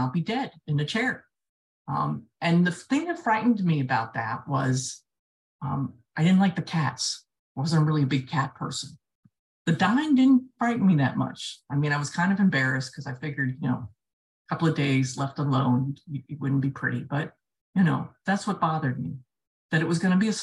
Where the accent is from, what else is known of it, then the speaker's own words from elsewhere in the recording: south Florida, United States; I grew up in the south part of Florida